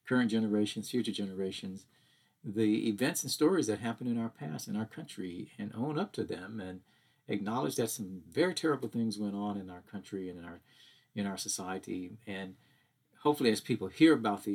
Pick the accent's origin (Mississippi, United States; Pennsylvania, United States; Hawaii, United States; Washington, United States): Mississippi, United States; Hattiesburg; my growing up in Hattiesburg, Mississippi during the civil rights days